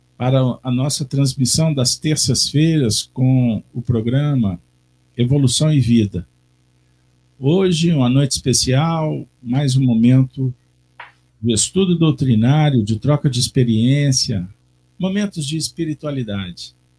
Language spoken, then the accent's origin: Portuguese; Minas Gerais, Brazil; como bons mineiros, que não podemos deixar de ser